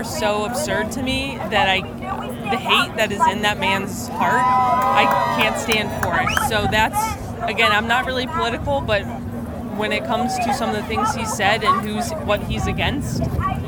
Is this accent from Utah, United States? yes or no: no; Cleveland, Ohio, United States; I'm from Cleveland